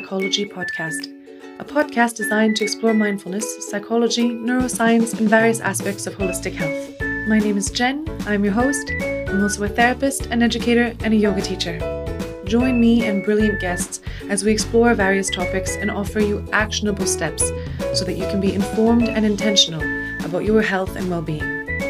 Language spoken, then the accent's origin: English; Canada; fellow Canadian.